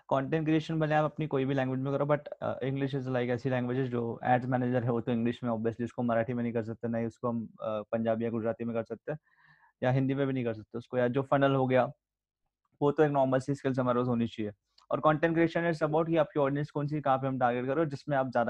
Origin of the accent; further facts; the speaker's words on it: India; first language Sindhi; मैं भी {S0} सिंधी हूँ तो मुझे भी अपनी भाषा में सुन चीजें सुनना देखना ज्यादा पसंद है